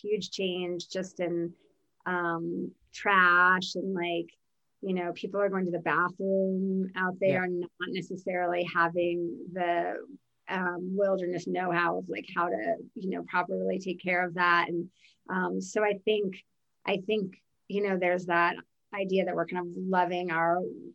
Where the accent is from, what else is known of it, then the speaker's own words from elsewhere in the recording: New Jersey, United States; moved away as an adult; also born or lived in Virginia / New York City, New York; my sister and I grew up in New Jersey. We lived in New Jersey with our mother